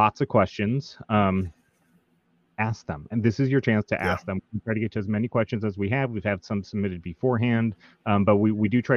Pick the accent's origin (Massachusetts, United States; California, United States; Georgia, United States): Georgia, United States; Atlanta; my hometown of Atlanta